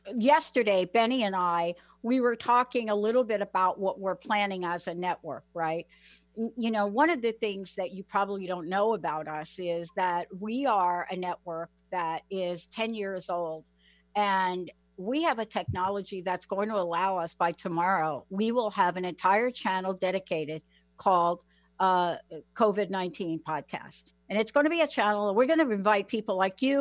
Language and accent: English; New York, United States; moved away as an adult; now in Seattle, United States; I was brought up in the Bronx